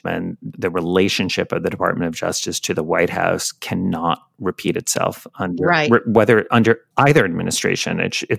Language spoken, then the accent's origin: English; New York City, New York, United States; Carnegie Hall, which is in my hometown, in your hometown of New York City.